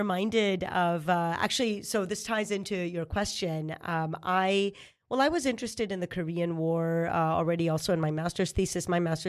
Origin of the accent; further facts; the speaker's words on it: Israel; I was raised in Israel.